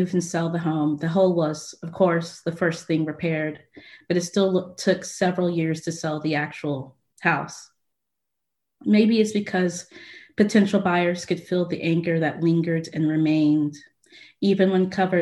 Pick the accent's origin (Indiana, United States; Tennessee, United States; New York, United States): Tennessee, United States; Franklin; growing up in Tennessee, it's basically the main thing that we learned. And especially since I grew up in Franklin